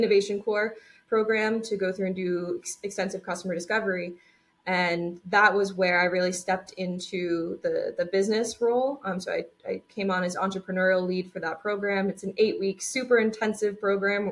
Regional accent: Connecticut, United States; So we're actually both from Connecticut. So we both grew up in Connecticut, attended WPI.

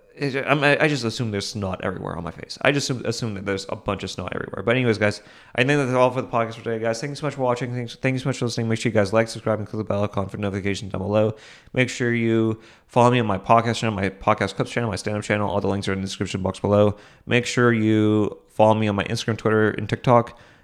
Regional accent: Boston, Massachusetts, United States; I grew up in Boston.

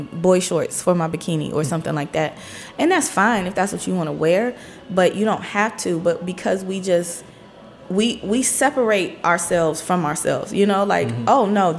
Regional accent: Cleveland, Ohio, United States; now in Washington, D.C., United States; Born and raised in Cleveland, Ohio, through and through

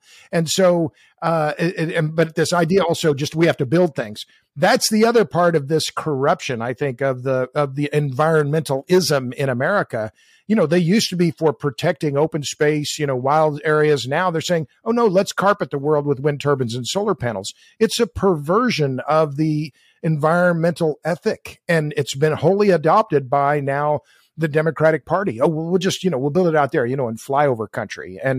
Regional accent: Tulsa, Oklahoma, United States; I grew up in Tulsa, which was for about 20 minutes was the oil capital of the world.

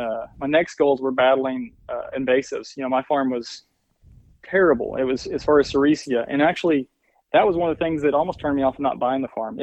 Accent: Arkansas, United States; we'd had a family farm that I grew up on in Arkansas. So, you know, I've been reading to some extent about that, you know, and all the things I could do for that farm. You know, however, there was limitations, you know, being in the Ozark Mountains

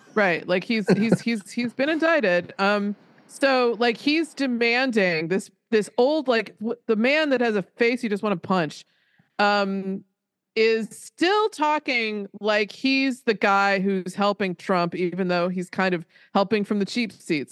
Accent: Colorado, United States; I grew up in Colorado

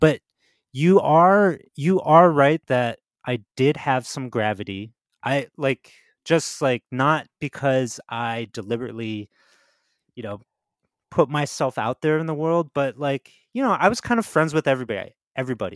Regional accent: New Jersey, United States; I grew up in Jersey

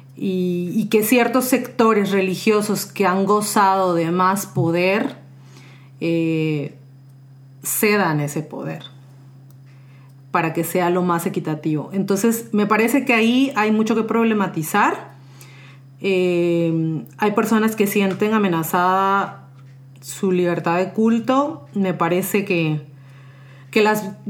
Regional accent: Mexico; now in San José, Costa Rica; soy originaria de México, pero tengo ya varios años viviendo en San José, Costa Rica

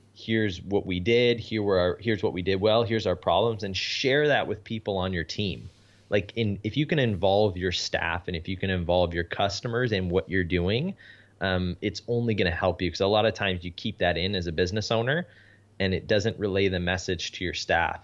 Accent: Canada; I'm Canadian

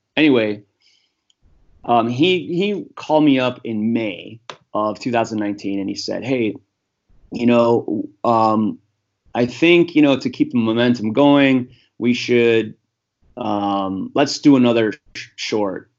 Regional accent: United States; I'm just American white guy

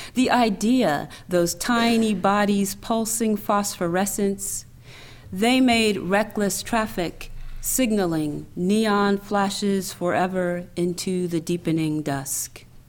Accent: the South, United States; also born or lived in New York / Washington, D.C.; now in Atlanta, United States; I'm a Southerner

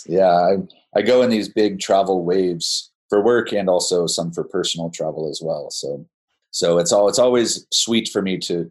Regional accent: Phoenix, Arizona, United States; moved away as an adult; also born or lived in Denver, Colorado; now in Flagstaff, United States; I didn't grow up in Flagstaff. I grew up in Phoenix. My family moved to Phoenix from Denver, Colorado when I was about 4 years old.

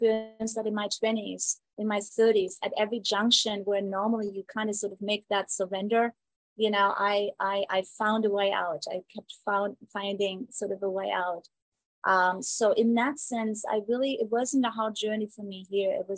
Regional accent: Southern Germany, Germany; moved away as an adult; now in Phoenix, United States; I grew up in Germany

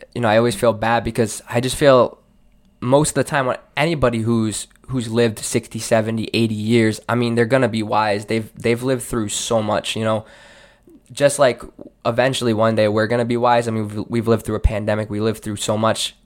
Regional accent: Seekonk, Massachusetts, United States; born and raised in Seekonk

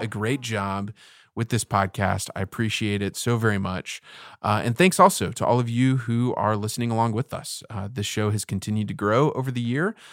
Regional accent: Houston, Texas, United States; growing up in Houston, like, I've, I've had way too many Christmases wearing shorts and a T-shirt

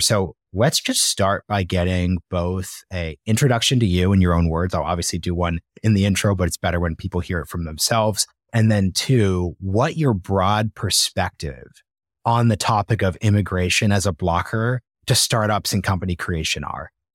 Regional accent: United States; being born in the United States

